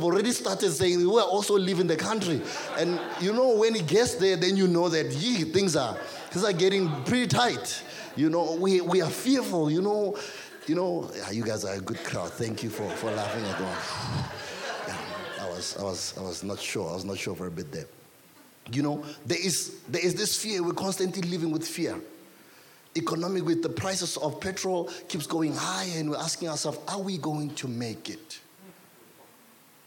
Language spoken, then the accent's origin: English; South Africa; I grew up in Doxodeo